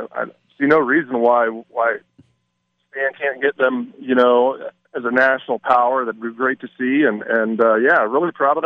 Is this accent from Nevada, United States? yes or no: yes; Las Vegas, Nevada, United States; growing up in Vegas, living on the east side over by Sunrise Mountain, and then moving over to the west side, going to Durango